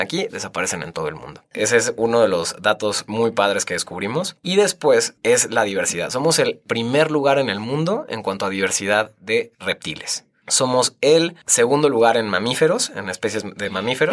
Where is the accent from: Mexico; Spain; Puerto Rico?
Mexico; Tequisquiapan, Querétaro; also born or lived in Guadalajara / Riviera Maya; Yo crecí en Tequis, en Tequisquiapan, Querétaro